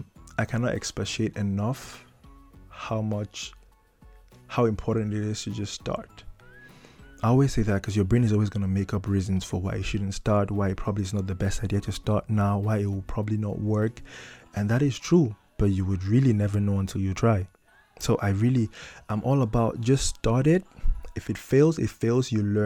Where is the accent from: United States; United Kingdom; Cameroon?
Cameroon; moved away as an adult; now in Netherlands; I come from Africa, I come from Cameroon